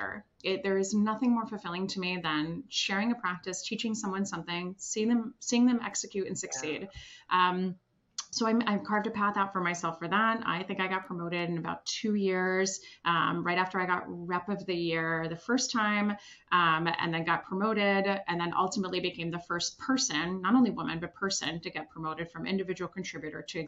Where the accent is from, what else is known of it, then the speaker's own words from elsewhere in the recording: Switzerland; moved away; also born or lived in Washington, District of Columbia, United States; I'm originally from Switzerland